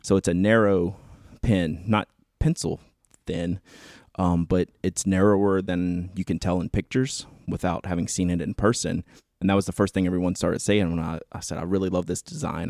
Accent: Atlanta, Georgia, United States; This is, like, my home show. It's my hometown

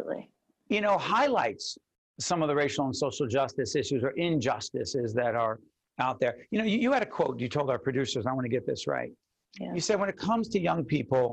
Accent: Newark, New Jersey, United States; my hometown, Brick City

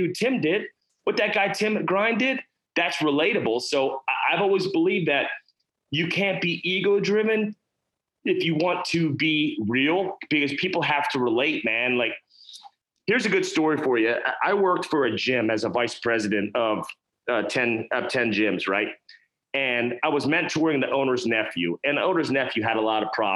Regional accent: North Carolina, United States; tattooed dude from North Carolina that started a business

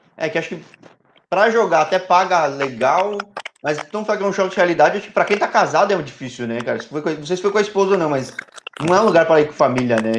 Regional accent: São Paulo, Brazil; Eu sou de São Paulo

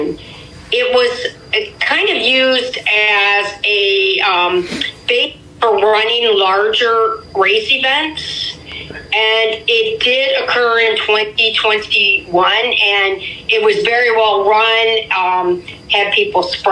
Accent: Sandusky, Ohio, United States; now in Euclid, United States; I'm originally from Sandusky, but I live in Euclid, Ohio now

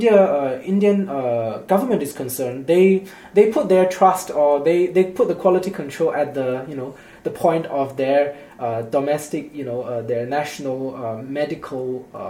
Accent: China; moved away; also born or lived in Singapore; my hometown in China

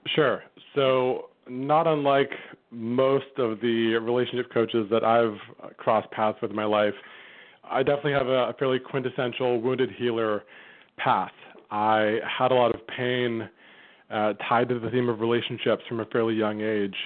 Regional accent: Vancouver, British Columbia, Canada; my hometown of Vancouver, Canada

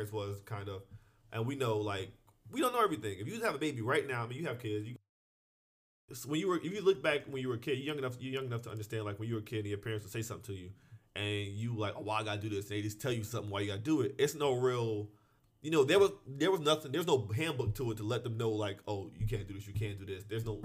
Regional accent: New Jersey, United States; I grew up in New Jersey, where there's not a lot of people.

